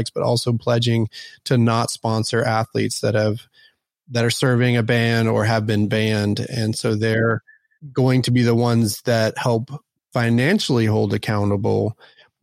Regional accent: Dallas, Texas, United States; born or raised there; also born or lived in Houston / Austin / Portland

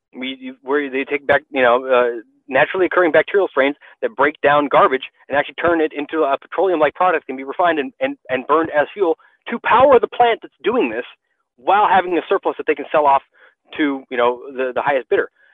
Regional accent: United States; being an American

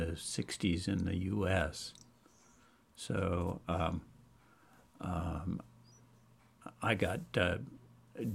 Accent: New York, United States; I grew up in around New York

